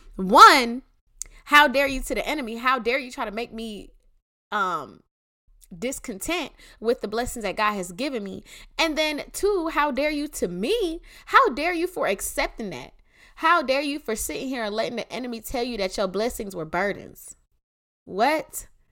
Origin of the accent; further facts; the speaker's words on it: Clayton County, Georgia, United States; I'm from Clayton County